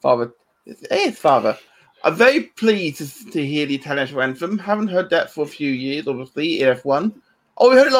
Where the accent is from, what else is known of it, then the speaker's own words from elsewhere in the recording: England, United Kingdom; both being English